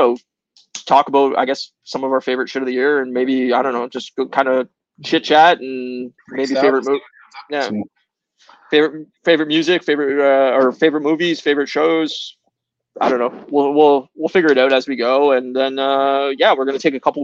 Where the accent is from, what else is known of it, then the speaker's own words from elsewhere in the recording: Windsor, Ontario, Canada; I'm a Canadian